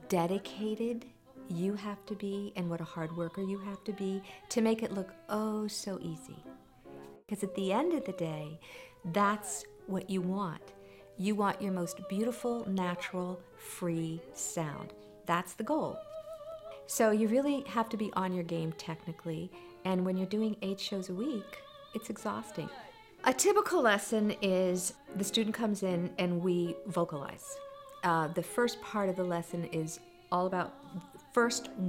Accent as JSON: {"language": "English", "town": "McLean", "region": "Virginia", "country": "United States", "tie": "born or raised there", "also_born_or_lived": "Cincinnati, Ohio / New York", "moved": "as an adult", "said": "I grew up in McLean, Virginia"}